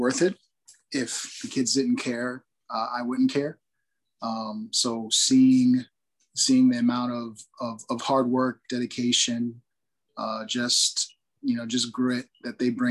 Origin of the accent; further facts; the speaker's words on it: Newark, New Jersey, United States; moved away as an adult; also born or lived in Virginia; I was born in Newark, spent every school that I ever went to was in Newark before college